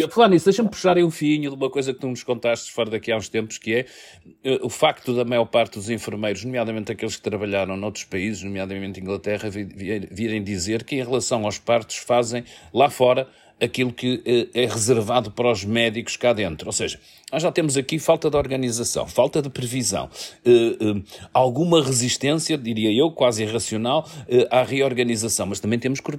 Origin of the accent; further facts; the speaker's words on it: Porto, Norte, Portugal; eu como portuense